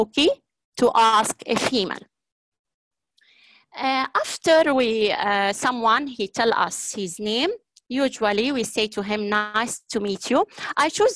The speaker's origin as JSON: {"language": "English", "town": "Aleppo", "region": "Aleppo Governorate", "country": "Syria", "said": "Ana min Surya. Ana min Surya"}